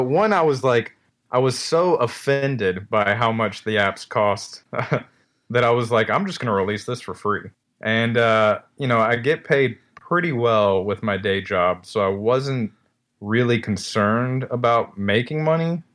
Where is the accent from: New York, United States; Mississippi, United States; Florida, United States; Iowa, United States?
Florida, United States; Destin; also born or lived in California; now in Tennessee, United States; my hometown in, uh, Destin, Fort Walton Beach, Florida